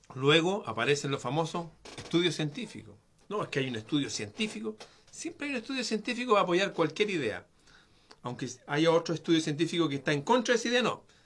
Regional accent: Chile; aquí en mi país

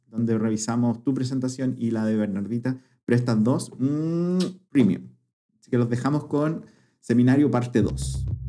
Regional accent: Curicó, Maule, Chile; moved away; yo, nací en Curicó

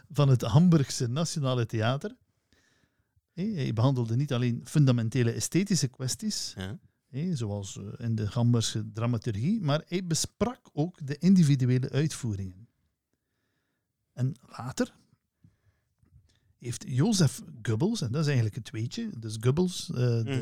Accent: Flanders, Belgium; we zijn wel Vlamingen

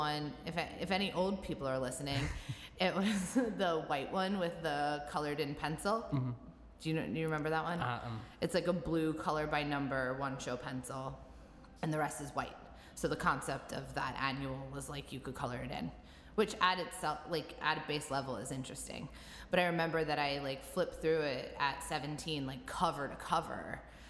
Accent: New York, United States; Because I'm from New York.

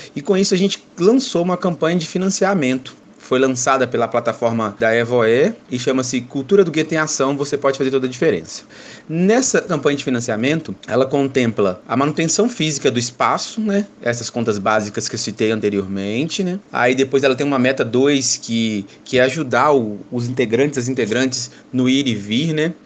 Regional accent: Belo Horizonte, Minas Gerais, Brazil; sou daqui da cidade de Belo Horizonte

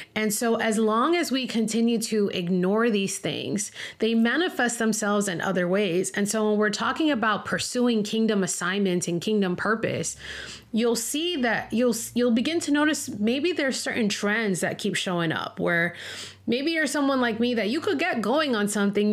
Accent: Miami, Florida, United States; moved away as an adult; also born or lived in Denver, Colorado; I ended up leaving my hometown of Miami, Florida, and moving to Denver, Colorado

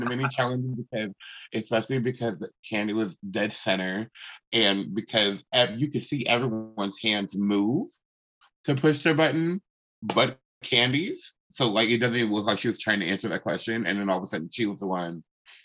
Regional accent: West Coast, United States; I am multiracial growing up on the West Coast

